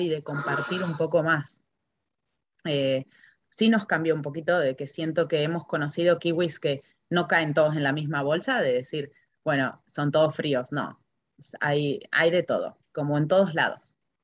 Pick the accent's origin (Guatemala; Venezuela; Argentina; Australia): Argentina; moved away as an adult; now in New Zealand; me siento todavía muy argentina